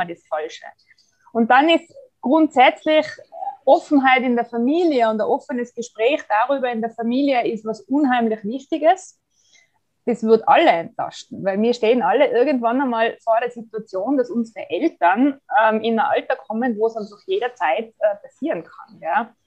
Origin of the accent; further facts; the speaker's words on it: Tyrol, Austria; bei uns in Tirol